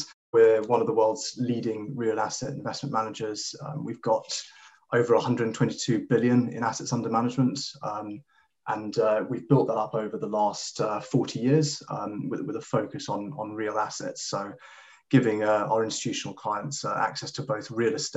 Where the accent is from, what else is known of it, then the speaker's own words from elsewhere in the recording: Kenya; I grew up in Kenya, in East Africa